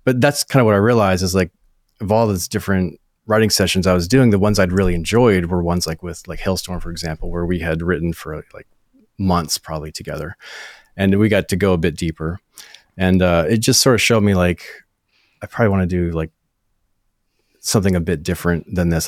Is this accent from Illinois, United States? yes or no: no; northern Maine, United States; moved away as an adult; also born or lived in Nashville; I'm from New England, grew up in like northern Maine. It's like way up uh, at the top of Maine